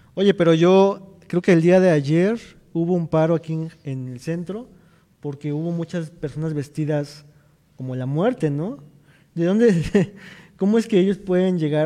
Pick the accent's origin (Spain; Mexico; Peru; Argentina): Mexico; como mexicanos